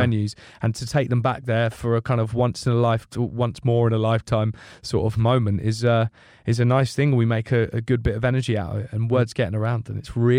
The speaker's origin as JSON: {"language": "English", "country": "United Kingdom", "accent": "British", "said": "The unreliable Brit."}